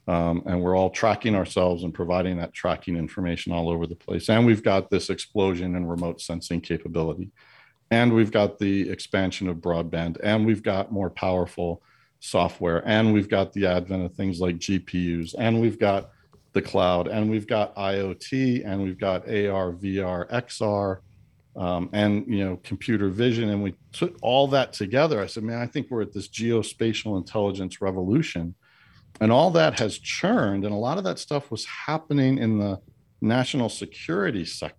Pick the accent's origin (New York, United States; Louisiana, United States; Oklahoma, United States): New York, United States; And because I'm a New Yorker, right, I'm going to go glasses half empty here.